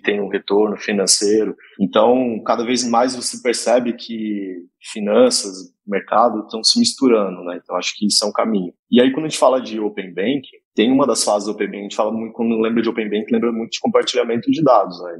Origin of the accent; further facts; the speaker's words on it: interior of Goiás, Brazil; moved away; eu sou de uma cidade do interior de Goiás, de 10 mil habitantes